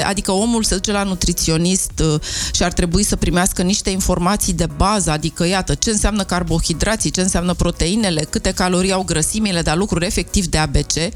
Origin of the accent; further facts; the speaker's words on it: Romania; noi ca români atât de mult ne place mâncarea